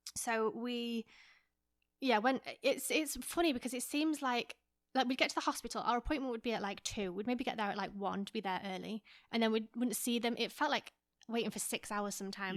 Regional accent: England, United Kingdom; moved away; I'm from England

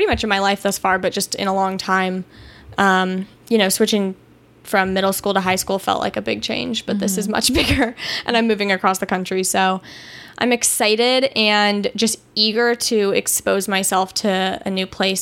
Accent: Los Angeles, California, United States; also born or lived in Chicago; I moved to LA when I was very, very young. So my life has basically been born and raised here

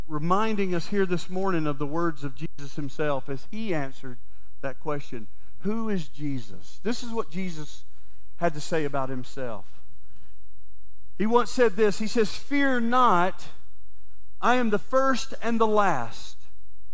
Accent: Valdosta, Georgia, United States; I woke up in my hometown, Valdosta, Georgia

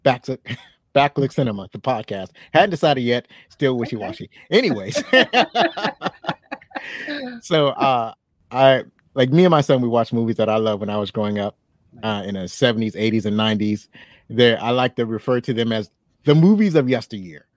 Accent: United States; I'm an American

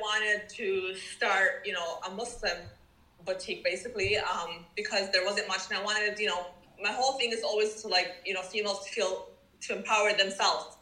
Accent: Dearborn, Michigan, United States; moved away as an adult; now in Daniel Island, United States; I was born and raised in Michigan, Detroit, Dearborn, Michigan.

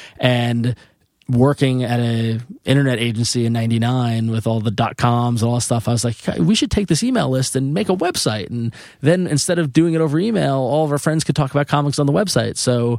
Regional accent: Long Island, New York, United States; I come from Long Island, Italian family.

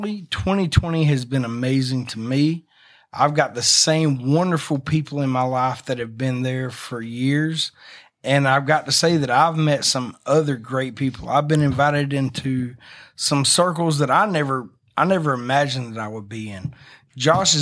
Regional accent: Hazlehurst, Georgia, United States; moved away; also born or lived in Nashville; I'm from Hazelhurst, Georgia

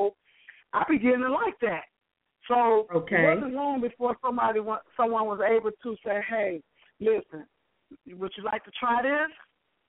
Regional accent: Chicago, Illinois, United States; growing up on Chicago's West Side from a dysfunctional family

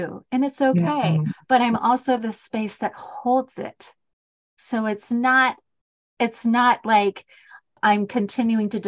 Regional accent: Utah, United States; accent: Utah; I love my accent, my Utah accent.

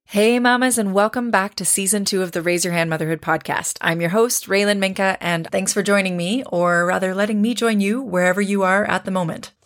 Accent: Canada; moved away as an adult; I'm Canadian, but I live abroad

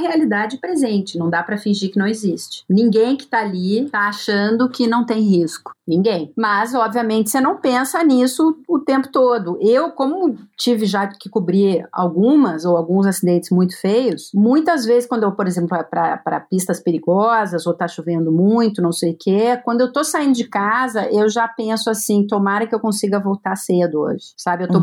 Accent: Brazil; eu que sou brasileira

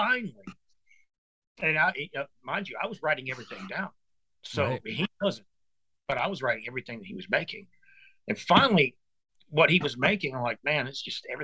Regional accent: Louisiana, United States; I was born in Louisiana. I'm a native

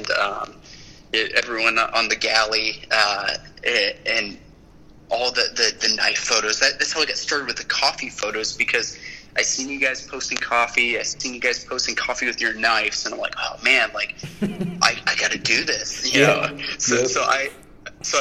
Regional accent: California, United States; being a Californian

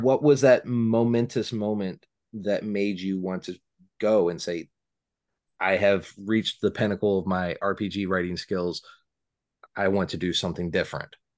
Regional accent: Valparaiso, Indiana, United States; now in Southington, United States; my hometown of Valparaiso is the home of Orville Redenbacher popcorn

